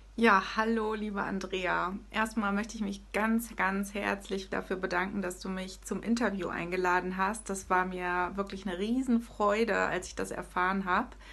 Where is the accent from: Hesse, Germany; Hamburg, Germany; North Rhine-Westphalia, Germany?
Hesse, Germany; moved away as an adult; now in Hanover, Germany; ursprünglich komme ich aus Hessen. Ja, ich bin tatsächlich ein Hesse-Major.